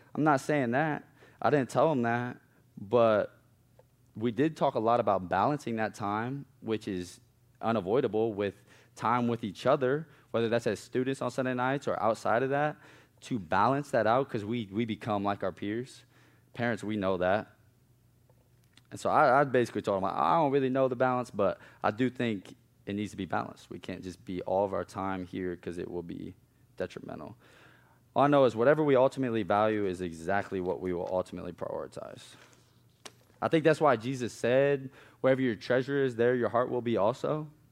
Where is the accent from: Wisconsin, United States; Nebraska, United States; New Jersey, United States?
Nebraska, United States; Omaha; moved away as an adult; now in South Carolina, United States; growing up in East Omaha was not all bad